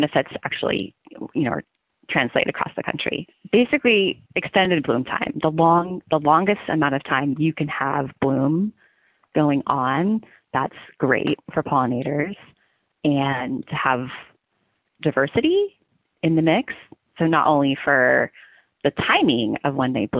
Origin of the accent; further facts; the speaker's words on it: Klamath Falls, Oregon, United States; moved away as an adult; now in Corvallis, United States; I grew up in Southern Oregon, in the Klamath Falls area, which is a pretty heavily farming community